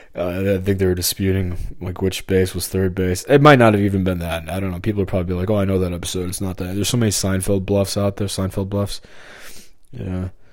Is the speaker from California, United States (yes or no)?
no; St. Peters, Missouri, United States; I'm from Missouri and, and lived here my whole life except for the past five, six years